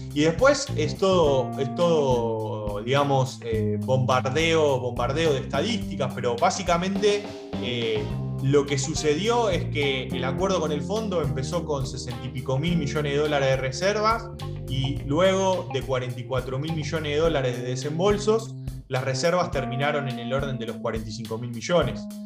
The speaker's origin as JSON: {"language": "Spanish", "country": "Argentina", "said": "nuestro país"}